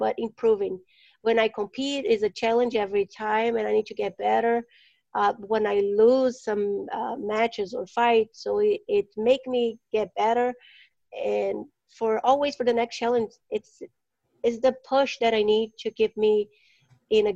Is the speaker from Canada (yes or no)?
no; Brazil; now in Phoenix, United States; I'm from Brazil